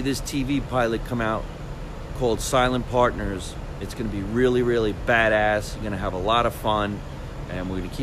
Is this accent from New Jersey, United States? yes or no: yes; New Jersey, United States; I am very, very far from my home state of New Jersey.